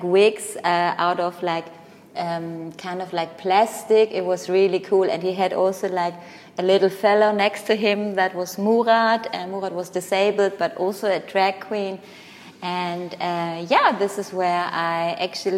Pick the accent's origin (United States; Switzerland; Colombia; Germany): Germany; Cologne, North Rhine-Westphalia; English is a second language; moved away as an adult; also born or lived in Berlin; I grew up in Germany with a Greek background, nationality.